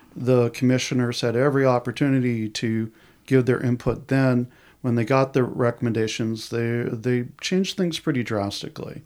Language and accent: English; outside of New York City, United States; now in Portland, United States; I grew up outside of New York City.